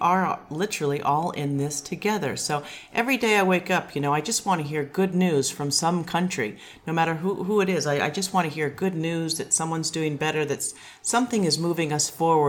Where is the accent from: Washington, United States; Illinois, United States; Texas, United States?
Washington, United States; Seattle; also born or lived in California; I'm from California, but I grew up in Seattle